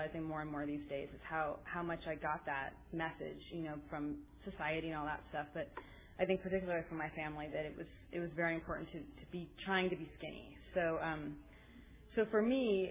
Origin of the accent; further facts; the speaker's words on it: Berkeley, California, United States; I grew up around here. I grew up in Berkeley